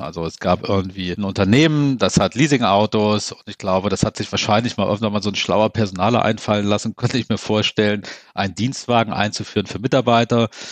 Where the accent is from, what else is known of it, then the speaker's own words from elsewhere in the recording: Central Germany, Germany; da, wo ich herkomme, aus der Mitte von Deutschland, da sagt man auch jedem Tierchen sein Pläsierchen